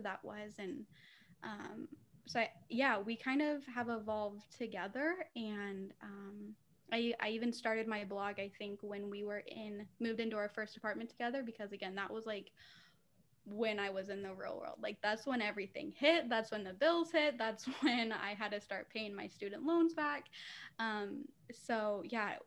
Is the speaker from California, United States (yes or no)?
no; St. George, Utah, United States; moved away as an adult; also born or lived in Arizona; I did actually go to a college in my hometown